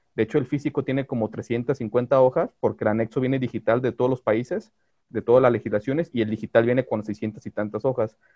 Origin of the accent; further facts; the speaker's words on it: Guadalajara, Jalisco, Mexico; yo soy de Guadalajara